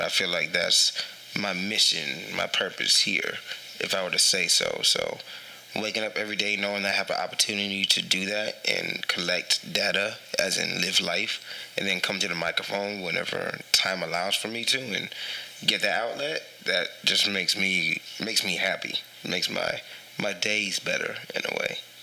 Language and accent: English; San Antonio, Texas, United States; also born or lived in Philippines; I'm from San Antonio, but I was actually born in the Philippines. Um, I was only there for two months